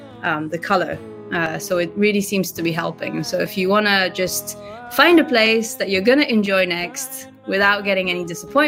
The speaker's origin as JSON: {"language": "English", "region": "Tokushima", "country": "Japan", "lives_now": "Tokyo, Japan", "said": "At some point, we did discuss, like, you know, should we go to Tokushima? I'm from Tokushima, you know, because now with a lot of remote work and everything, it's you can live anywhere."}